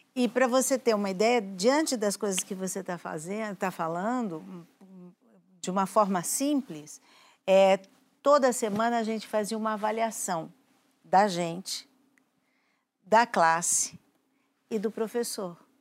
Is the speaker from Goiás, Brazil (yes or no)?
no; São Paulo, Brazil; eu sou da Lapa